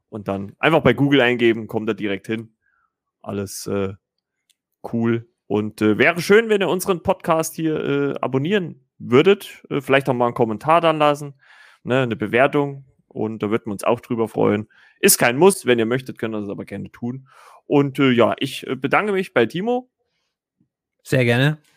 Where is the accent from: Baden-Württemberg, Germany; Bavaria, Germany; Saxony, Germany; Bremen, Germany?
Saxony, Germany; now in Thuringia, Germany; obwohl ich eigentlich gebürtiger Sachse bin